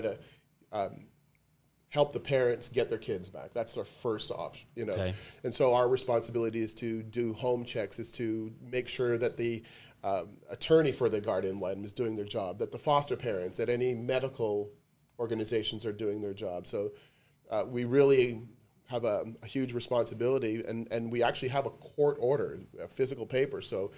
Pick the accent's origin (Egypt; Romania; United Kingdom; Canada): Canada; Yeah, so am I. I'm Canadian.